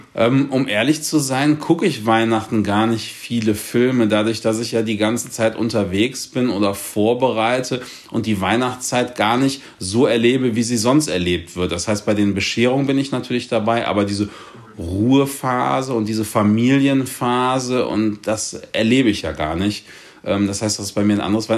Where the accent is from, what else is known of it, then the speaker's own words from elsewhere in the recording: Cologne, North Rhine-Westphalia, Germany; ich komme ja aus Köln